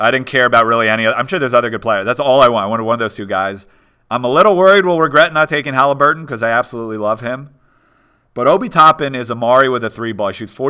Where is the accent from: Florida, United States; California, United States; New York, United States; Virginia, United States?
New York, United States; It's like, I'm from New York.